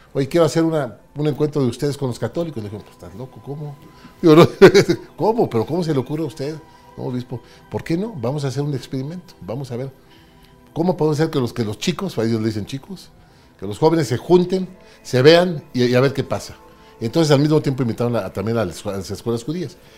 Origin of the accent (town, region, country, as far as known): Mexico City, Mexico; born or raised there; also born or lived in Ciudad Victoria, Tamaulipas